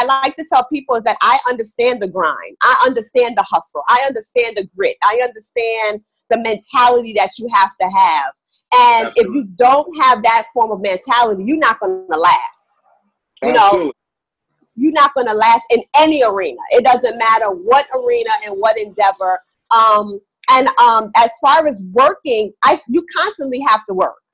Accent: New York, United States; Like I said, I'm from New York, so you know that's a hustle.

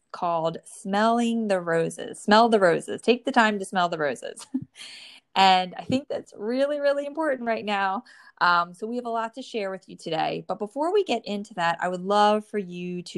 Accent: New Jersey, United States; born or raised there

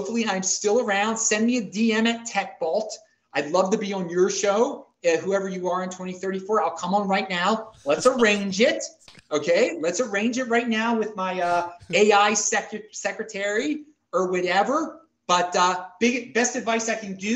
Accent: Baltimore, Maryland, United States; now in Salt Lake City, United States; I am from Baltimore

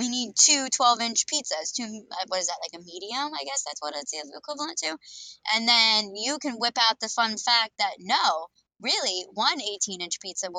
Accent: Ohio, United States; I grew up in Ohio.

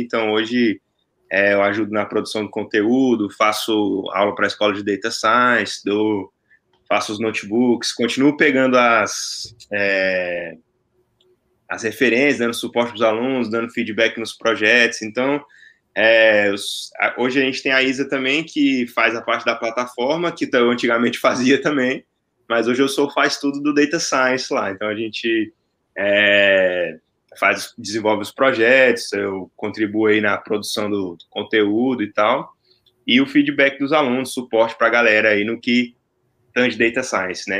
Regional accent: Brasília, Federal District, Brazil; now in Atlanta, United States; sou de Brasília, falando no momento aqui de, de Atlanta

